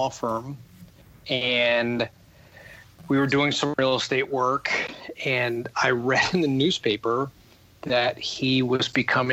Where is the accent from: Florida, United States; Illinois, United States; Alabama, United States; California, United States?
Illinois, United States; Rockford; moved away; And it was a town called Rockford, Illinois